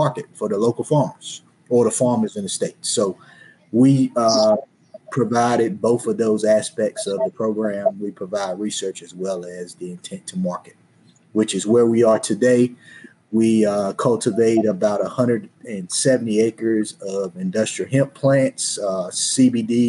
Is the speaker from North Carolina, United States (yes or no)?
yes; Henderson, North Carolina, United States; I am from Henderson, North Carolina, in the Warren County district of Southeast Warren, North Carolina.